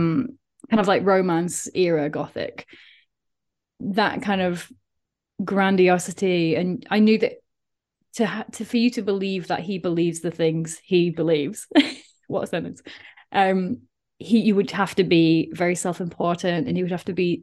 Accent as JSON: {"language": "English", "town": "Doncaster", "region": "Yorkshire and the Humber", "country": "United Kingdom", "accent": "South Yorkshire", "said": "Like, my accent is completely gone from living abroad and these kind of things. But I used to have a very, very strong South Yorkshire accent. And you could, it was literally like, I know you're from Doncaster because the way you're saying this."}